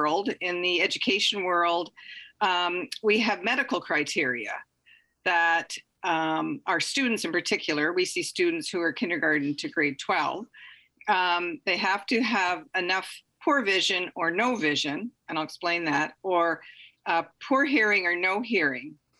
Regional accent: Ontario, Canada; now in British Columbia, Canada; I grew up in Ontario

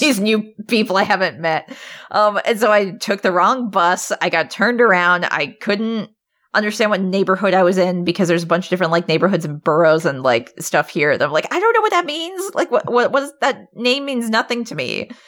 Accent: Alaska, United States; now in Portland, United States; I'm from Alaska

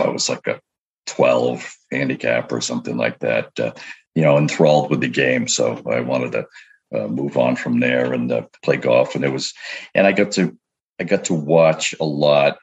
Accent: Portland, Maine, United States; now in New Hampshire, United States; I grew up in Portland, Maine

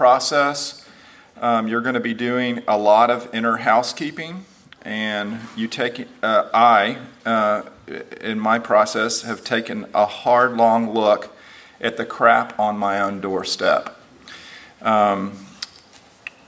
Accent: Houston, Texas, United States; moved away as an adult; also born or lived in Lubbock, Texas; now in Nashville, United States; I grew up in Houston, Texas, and he stayed in Houston, and I came to live in Lubbock for 5 years right out of college, and then to Nashville. I've been here since 1992

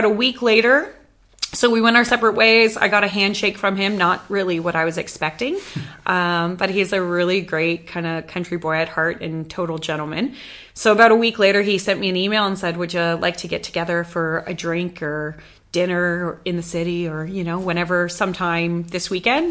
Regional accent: Canada; moved away as an adult; now in Western Australia, Australia; after growing up in Canada

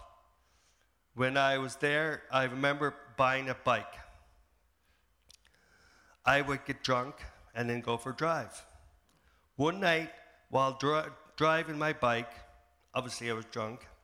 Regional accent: Prince Edward Island, Canada; now in Saint John, Canada; I'm originally from PEI.

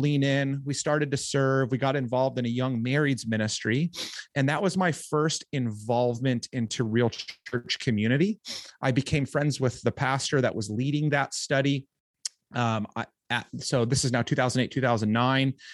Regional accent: Orange County, California, United States; Southern California, um, Orange County

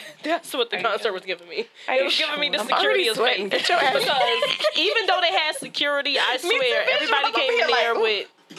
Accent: Jersey City, New Jersey, United States; I'm from Jersey City

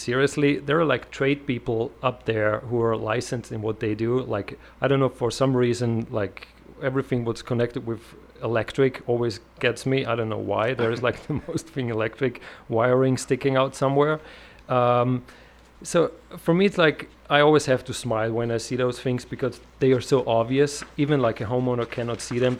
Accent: Austria; accent: Austrian; English is a second language; moved away as an adult; now in United States; So originally, I'm from Europe, Austria

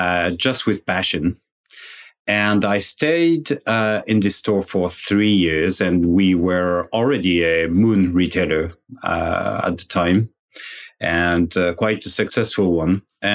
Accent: France; moved away as an adult; now in Canada; And finally, when I moved from France to Canada in 2007, was looking for a job

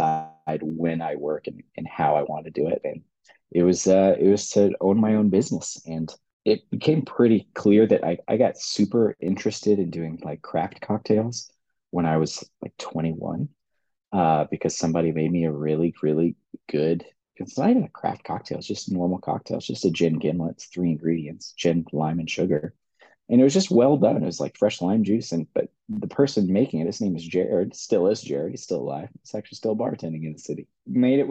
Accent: Kansas City, United States; I'm born and raised in Kansas City

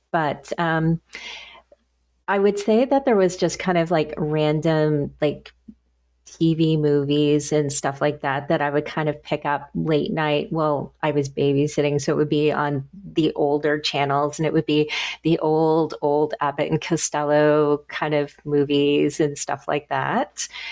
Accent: Nova Scotia, Canada; I'm from Nova Scotia

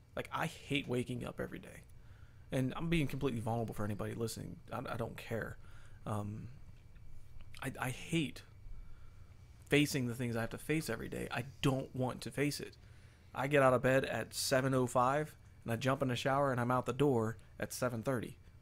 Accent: United States; we grew up in the United States of America

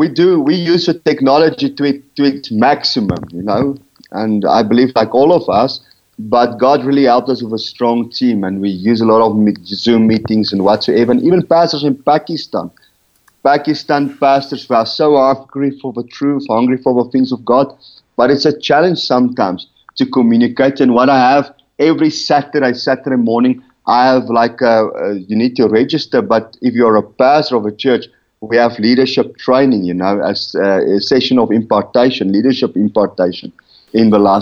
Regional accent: Rustenburg, North West, South Africa; from Rustenburg.

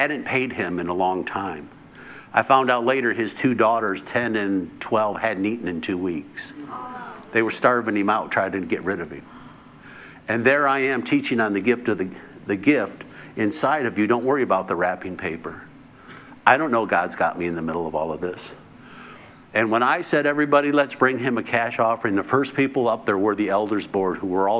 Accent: United States; I'm the American

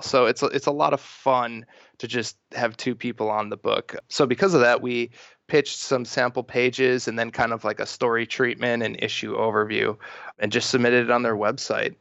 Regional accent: Milwaukee, Wisconsin, United States; now in Santa Monica, United States; I grew up in Milwaukee

